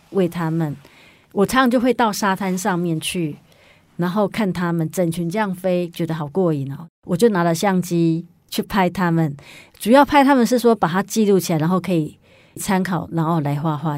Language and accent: Chinese; Yilan County, Taiwan; moved away; 我回宜兰的时候呢，因为我是宜兰人嘛，然后有时候会回去看爸， 爸爸妈妈